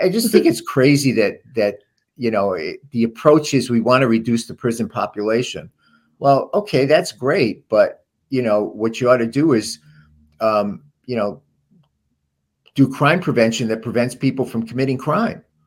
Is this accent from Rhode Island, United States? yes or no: yes; Providence, Rhode Island, United States; how I grew up in Silver Lake and Providence